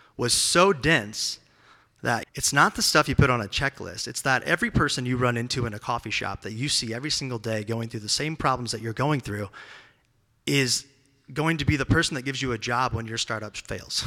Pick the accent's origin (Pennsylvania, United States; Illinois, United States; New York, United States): Illinois, United States; Peoria; also born or lived in San Francisco, United States; now in Nashville, United States; I'm not from here. I'm from Peoria, Illinois, which is a tiny town in the middle of nowhere in Illinois